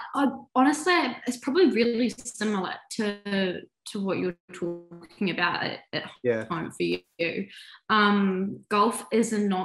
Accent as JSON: {"language": "English", "country": "New Zealand", "also_born_or_lived": "United States", "moved": "as an adult", "said": "I'm 26, I'm from New Zealand"}